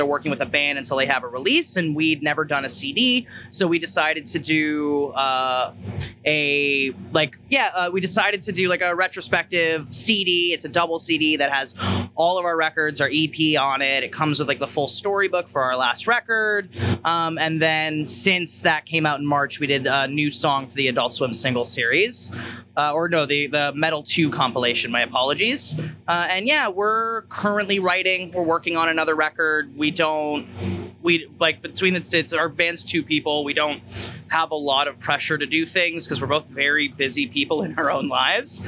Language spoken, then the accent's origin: English; Hamilton, Ontario, Canada; We're from Hamilton, Ontario